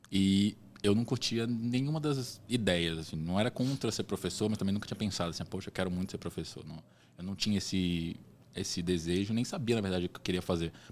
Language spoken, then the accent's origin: Portuguese; Belém, Pará, Brazil; born there; Eu não sou de Salvador, eu nasci em Belém